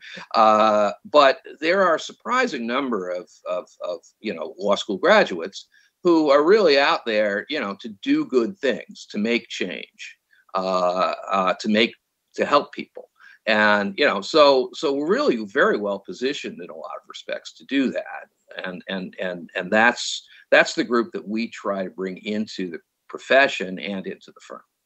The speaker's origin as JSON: {"language": "English", "region": "New York", "country": "United States", "also_born_or_lived": "San Francisco, California", "moved": "as an adult", "lives_now": "California, United States", "said": "I'm from New York"}